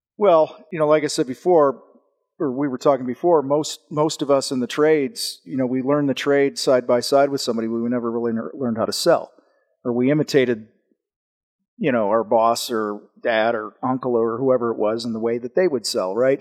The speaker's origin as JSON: {"language": "English", "town": "Wheaton", "region": "Illinois", "country": "United States", "tie": "born or raised there", "said": "I grew up outside of Chicago, a town called Wheaton"}